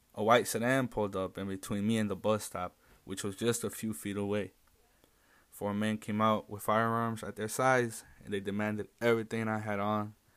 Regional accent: Chicago, Illinois, United States; I grew up in West Englewood ever since I was about ten years old

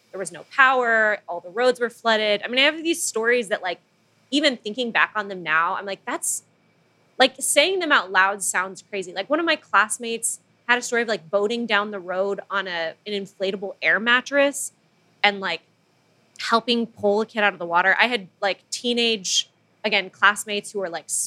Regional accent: Manila, Metro Manila, Philippines; moved away as an adult; now in United States; I grew up in the Philippines and moved to the U.S. basically for college. So when I was about 18

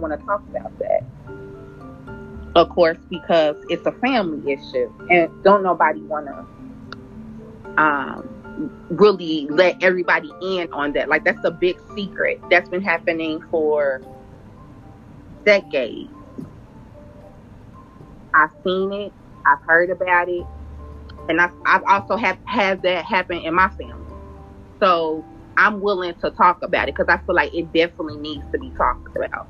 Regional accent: Cincinnati, Ohio, United States; I'm from Cincinnati, Ohio

